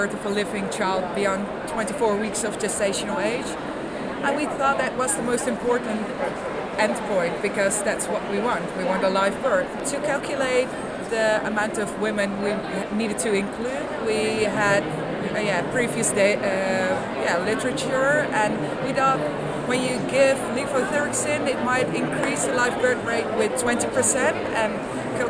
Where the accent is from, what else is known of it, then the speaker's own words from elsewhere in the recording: Netherlands; I'm from the Netherlands.